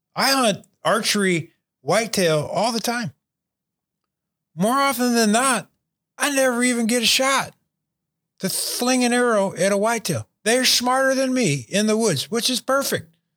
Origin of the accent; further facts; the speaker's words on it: Unionville, Michigan, United States; moved away; growing up just outside of Bay City and Unionville there, Unionville Seaboard Area High School.